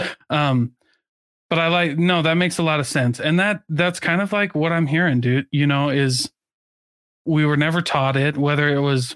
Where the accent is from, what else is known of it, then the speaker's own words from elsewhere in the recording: Midwest, United States; I grew up in the Midwest